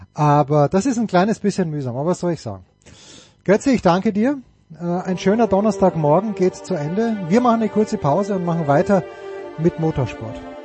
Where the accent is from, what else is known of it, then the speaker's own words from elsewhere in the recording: Austria; als Österreicher